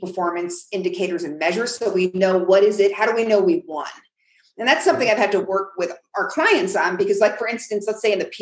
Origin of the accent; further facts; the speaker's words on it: New York, United States; now in New Mexico, United States; I'm from New York